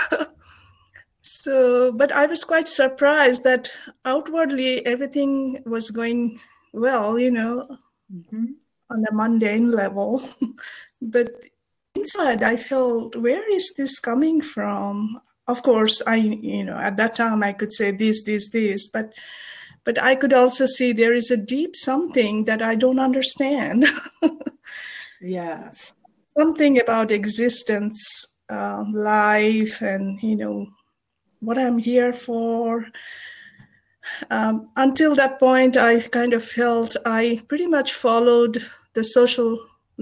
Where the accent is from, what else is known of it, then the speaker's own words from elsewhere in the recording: Kolkata, West Bengal, India; moved away as an adult; now in United States; I was born in Kolkata in India in a Buddhist family.